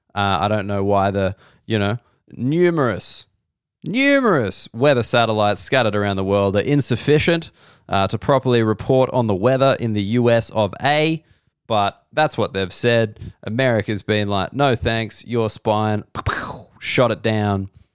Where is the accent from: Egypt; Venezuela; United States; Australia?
Australia; I'm an Australian person.